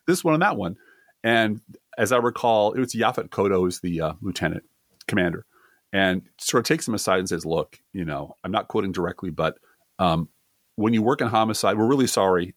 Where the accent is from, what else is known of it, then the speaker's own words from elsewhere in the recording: Midwest, United States; accent: Midwest; also born or lived in Colorado; my Midwest accent